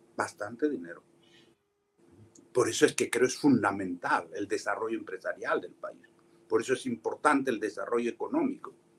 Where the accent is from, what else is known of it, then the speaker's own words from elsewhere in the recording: San Miguel, Ayacucho, Peru; moved away as an adult; yo soy ayacuchano. Corrí, crecí, viví, me eduqué, estudié, trabajé, me forjé en Ayacucho